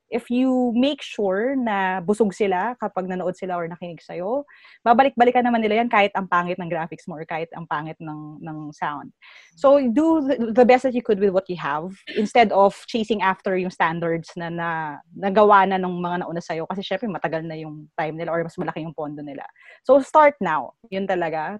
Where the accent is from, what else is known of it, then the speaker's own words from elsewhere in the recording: Philippines; bilang Pilipino ako